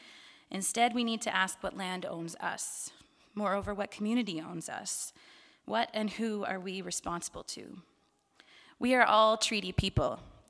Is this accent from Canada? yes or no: yes; St. Catharines, Ontario, Canada; also born or lived in Winnipeg / Kitchener-Waterloo; I was born in Winnipeg, and my parents moved when I was a baby to southern Ontario, to Kitchener-Waterloo. I grew up then, a couple years later, they moved to St. Catharines in the Niagara region